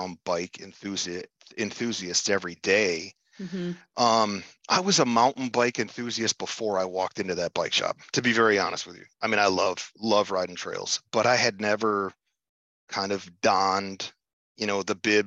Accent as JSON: {"language": "English", "region": "Upper Peninsula of Michigan", "country": "United States", "tie": "born or raised there", "also_born_or_lived": "Kalamazoo, Michigan", "moved": "as an adult", "said": "I was born and raised in the Upper Peninsula of Michigan, in the UP."}